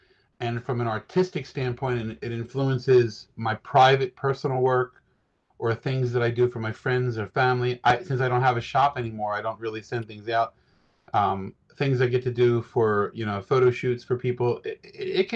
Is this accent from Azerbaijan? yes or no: no; United States; as an American